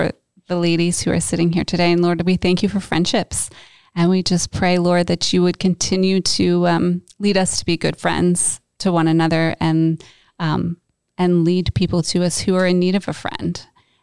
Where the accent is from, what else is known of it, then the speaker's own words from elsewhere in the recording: near Pittsburgh, Pennsylvania, United States; I grew up near Pittsburgh